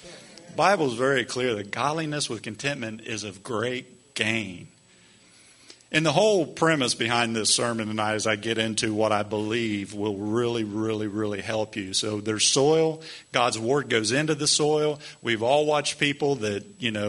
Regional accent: United States; as American Christians

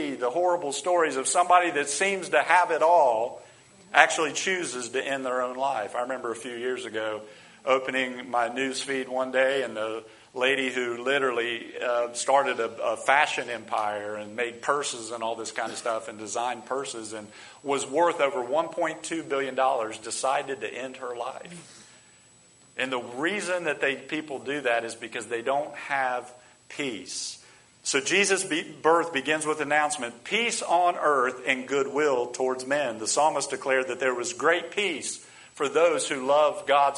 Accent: United States; we as American people

